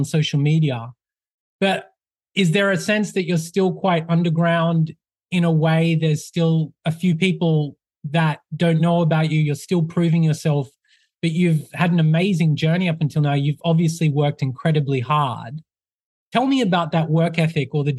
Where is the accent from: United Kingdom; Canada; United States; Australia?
Australia; I'm from Australia.